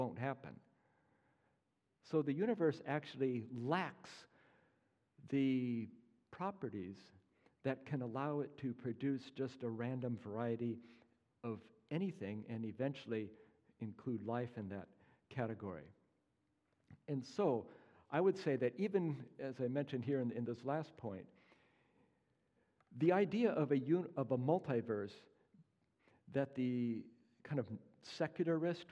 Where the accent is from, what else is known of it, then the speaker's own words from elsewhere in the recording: Pacific Northwest, United States; moved away; I'm from the Pacific Northwest originally